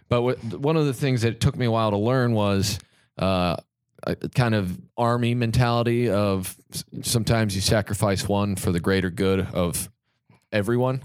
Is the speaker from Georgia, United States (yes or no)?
no; Kansas, United States; being from Kansas